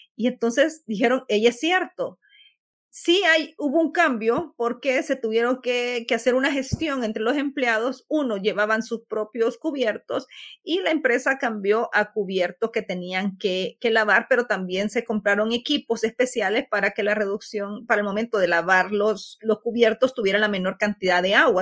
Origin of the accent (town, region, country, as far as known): El Salvador